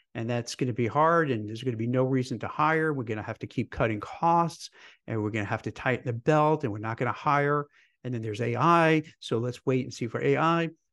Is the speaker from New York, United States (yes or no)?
yes; New York, United States; I grew up in New York